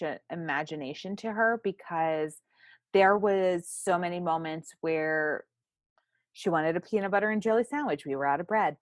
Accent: Texas, United States; I'm a Texan.

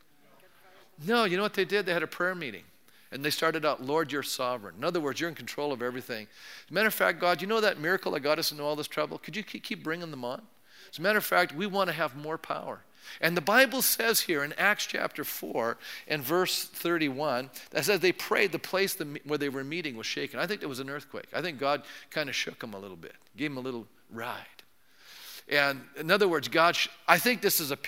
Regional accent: Canada; I'm polite. I'm a Canadian

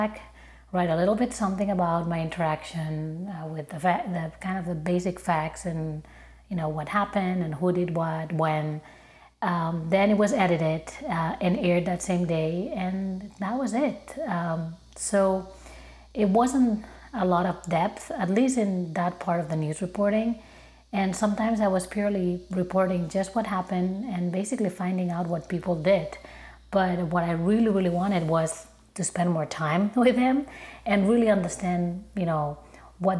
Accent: Barcelona, Catalonia, Spain; moved away as an adult; now in Chicago, United States; I'm originally from Barcelona, but I've been living in Chicago for more than 10 years now

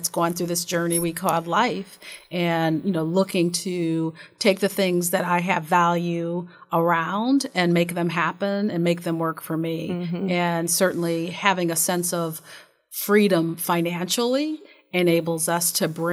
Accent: Columbus, Ohio, United States; our households growing up in Columbus, Ohio

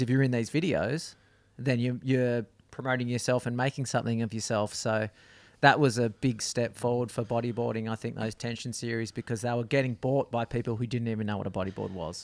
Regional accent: Perth, Western Australia, Australia; I grew up in a suburb called Greenwood.

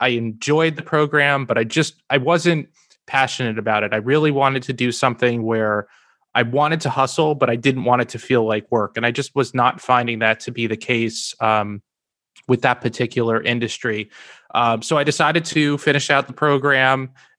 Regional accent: New Jersey, United States; So I was born and raised in Northern New Jersey, where I still live with my wife today.

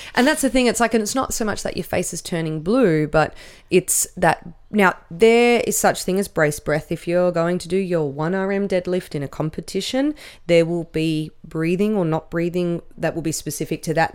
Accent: Canberra, Australian Capital Territory, Australia; I grew up with in Canberra.

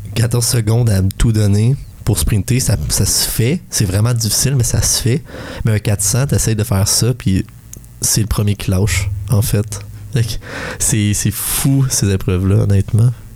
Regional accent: Val-des-Sources, Quebec, Canada; je viens de Val des Sources, désolé, Asbestos

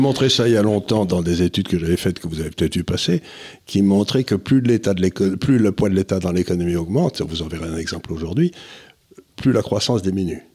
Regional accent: France; also born or lived in Switzerland; en tant que Français

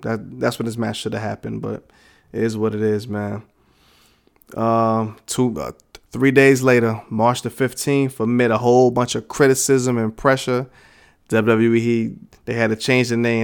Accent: New York, United States; moved away as an adult; I'm from New York. I lived there my, my entire life up until, you know, up until like three years ago

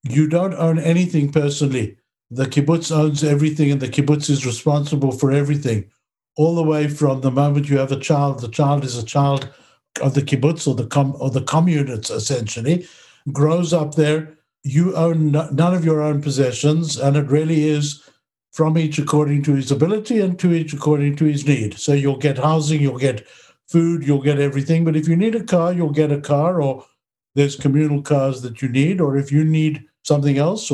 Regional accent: Johannesburg, Gauteng, South Africa; moved away as an adult; also born or lived in Israel; now in Canada; I grew up in Johannesburg

